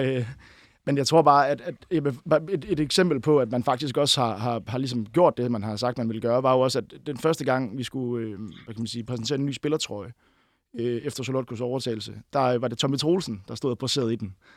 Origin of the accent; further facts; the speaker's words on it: near Vejle, Southern Denmark, Denmark; now in Copenhagen, Denmark; 11-12 km fra mit barndomshjem øh, oppe i Nørreskoven